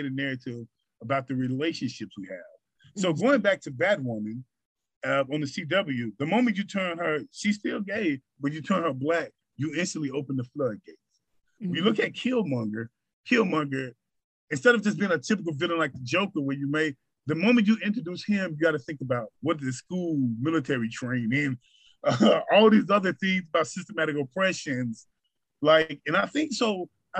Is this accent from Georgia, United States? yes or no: no; Arkansas, United States; I'm from Arkansas